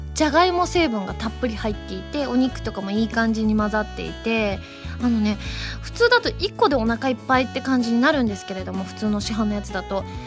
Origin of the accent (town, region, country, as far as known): Kansai, Japan